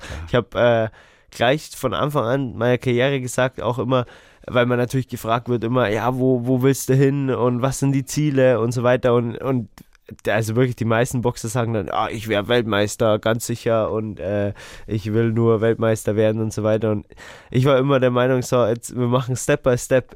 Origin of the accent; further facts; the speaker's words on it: Erding, Bavaria, Germany; wir sind äh, beide aus Erding ja? oder aus dem Umkreis